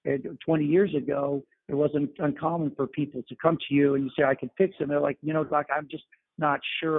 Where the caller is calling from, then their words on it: New York City, New York, United States; I'm calling in from New York City